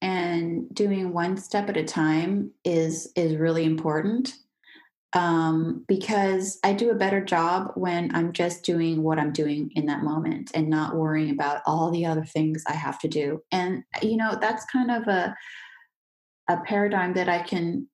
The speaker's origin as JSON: {"language": "English", "country": "United States", "moved": "as an adult", "lives_now": "France", "said": "as an American"}